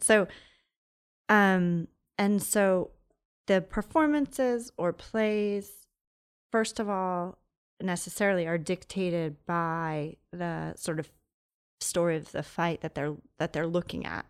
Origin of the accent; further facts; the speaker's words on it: Long Island, New York, United States; moved away as an adult; also born or lived in Brooklyn, New York / Providence; now in Los Angeles, United States; I grew up in Long Island